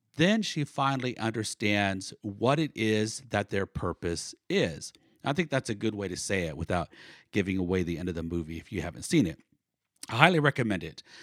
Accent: Northern California, United States; now in Oklahoma, United States; I was born in Oklahoma, but I grew up mostly in Northern California, and then I lived for 22 years in Southern California

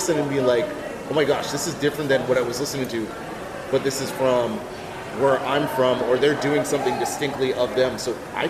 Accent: Mississauga, Ontario, Canada; growing up in the greater Toronto area, in Mississauga and Cooksville specifically

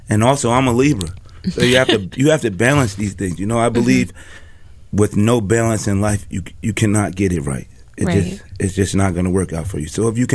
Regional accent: Pittsfield, Massachusetts, United States; Well, I came up in Pittsfield in the Riverside era.

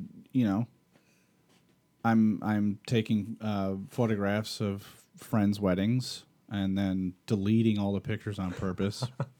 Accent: Rochester, New York, United States; I'm from Rochester.

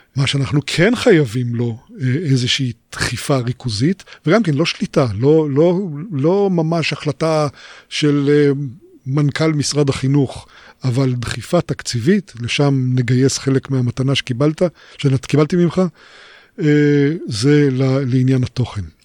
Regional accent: Israel; אני נולדתי בקיבוץ

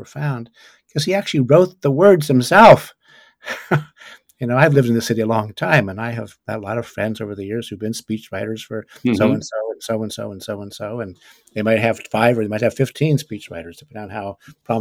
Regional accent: California, United States; moved away as an adult; also born or lived in Chesapeake Bay region; growing up in California, I don't think I even knew there was a Atlantic Ocean or a Chesapeake Bay

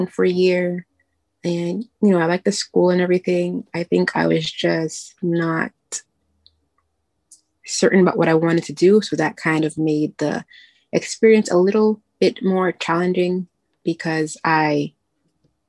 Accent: New York, United States; I'm from New York

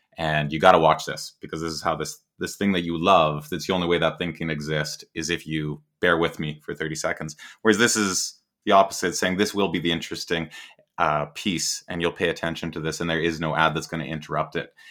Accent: Canada; I'm Canadian

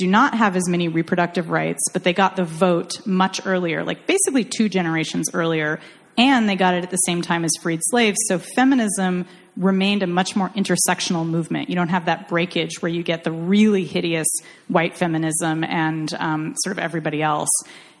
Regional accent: Irvine, California, United States; I'm from Irvine.

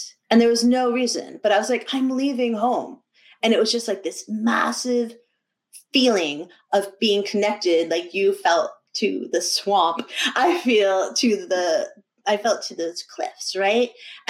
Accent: New Hampshire, United States; I was a really poor kid and I grew up in New Hampshire

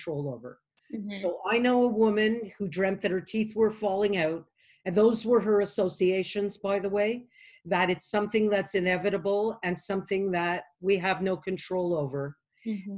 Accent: Canada; I'm from Canada

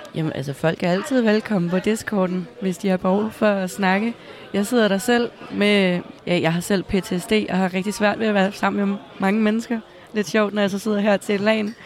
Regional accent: Næstved, Zealand, Denmark; jeg kommer selv fra Næstved.

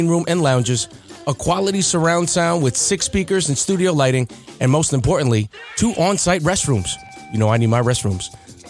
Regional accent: Uniondale, New York, United States; And I'm only saying that because I'm from Uniondale.

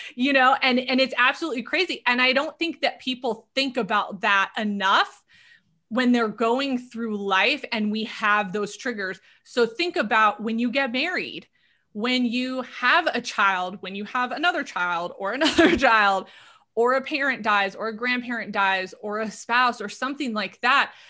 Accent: Southern California, United States; moved away; I'm originally from Southern California, born and raised there.

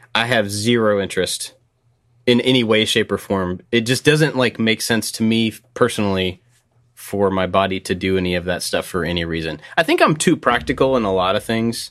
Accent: Kentucky, United States; growing up in Kentucky, basketball is a pretty big deal here

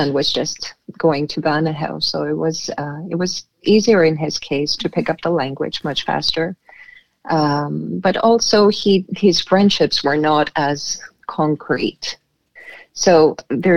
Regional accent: Canada; also born or lived in Boston, United States / Crete, Greece; now in Denmark; Being Canadian myself

